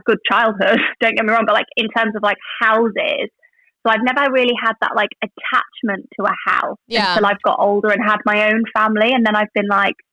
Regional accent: London, United Kingdom; now in Manchester, United Kingdom; I love living in Manchester and I grew up in London.

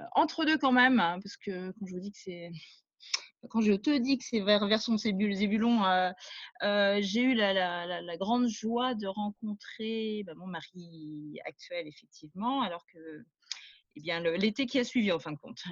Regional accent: Rennes, Brittany, France; moved away as an adult; also born or lived in Paris; je suis rennaise, pure souche

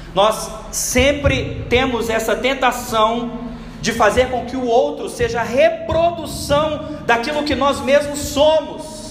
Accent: Brazil; nós enquanto brasileiros

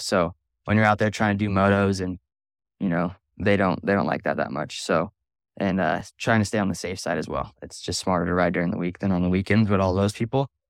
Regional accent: Simi Valley, California, United States; I'm from Simi Valley, California

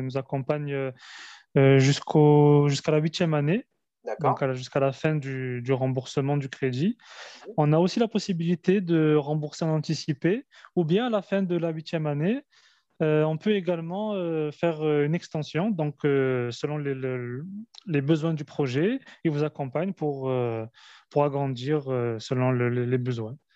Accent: France; moved away as an adult; now in Algeria; je suis euh, franco-algérien, je suis né en Algérie, je suis venu très tôt en France, où j'ai fait mes, mes études

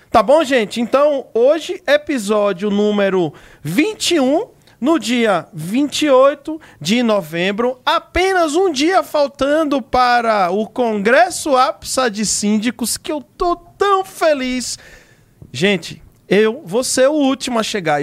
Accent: Northeast Brazil, Brazil; assim como eu, você também é uma nordestina

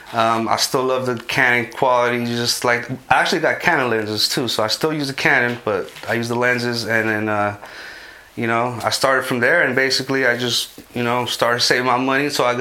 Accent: Modesto, California, United States; I grew up in Modesto, east side of Modesto, a neighborhood called Airport. I grew up there basically

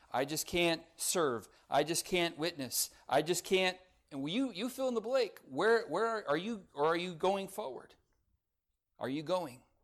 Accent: Lancaster, California, United States; I grew up in Lancaster, California, home of the tumbleweeds

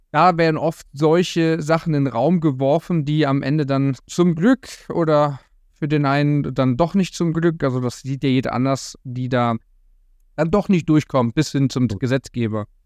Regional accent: Brandenburg, Germany; ich komme gebürtig aus Brandenburg, wir hatten auch einen riesen Bauernhof, einen riesen Anwesen und so weiter.

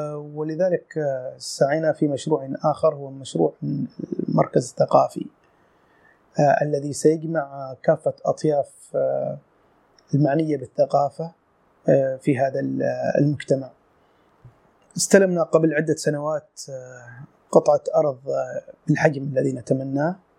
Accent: Sur, South Ash Sharqiyah, Oman; moved away as an adult; من مواليد صور العام 1970 آه، عشت في هذه المدينة حتى العام 1987

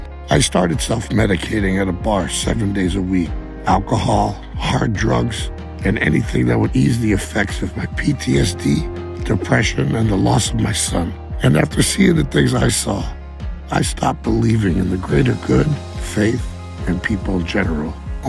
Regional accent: Wiesbaden, Hesse, Germany; born there; I was born in Wiesbaden, Germany on February 23rd, 1984.

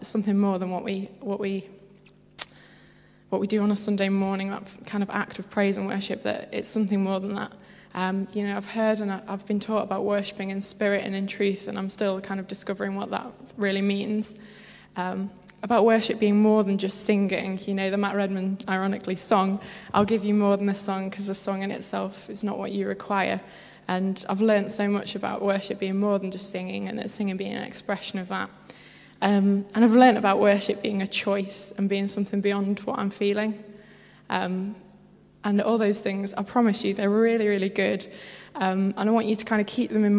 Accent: Derbyshire, East Midlands, United Kingdom; I come from Derbyshire, which is possibly the greatest place ever

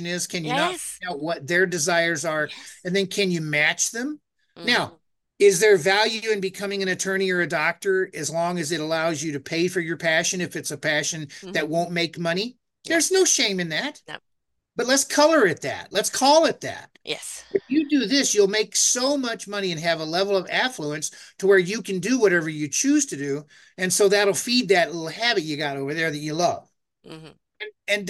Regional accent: United States; I'm American

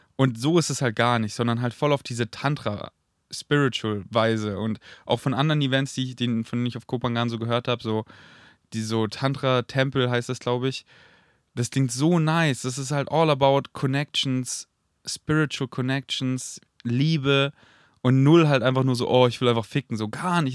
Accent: near Munich, Bavaria, Germany; in der Nähe von, oder in München zurück, in der Nähe, wo, wir, wo ich wohne, also wo ich aufgewachsen bin, wo ich mein Elternhaus habe

